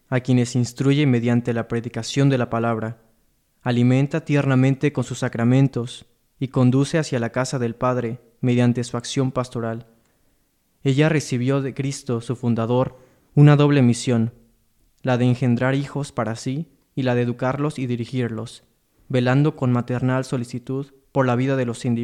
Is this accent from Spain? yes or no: no; Mexico; También yo soy cerca de la Ciudad de México, también obviamente México.